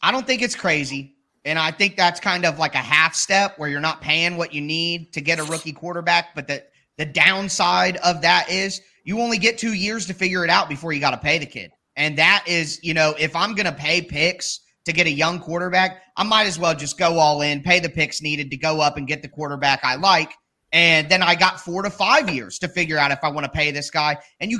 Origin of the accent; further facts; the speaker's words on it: Ohio, United States; I'm from Ohio State, or I'm from Ohio.